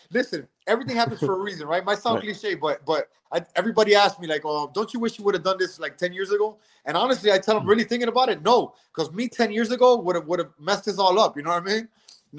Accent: Miami, Florida, United States; my parents are Cuban. I'm born and raised in Miami

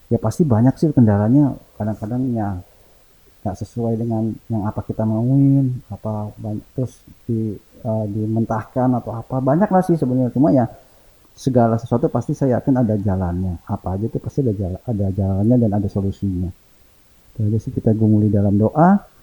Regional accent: Java, Indonesia; sedangkan saya kan orang Jawa

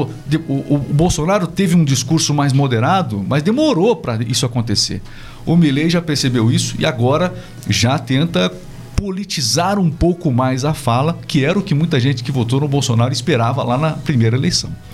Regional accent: Brazil; eu também sou brasileiro

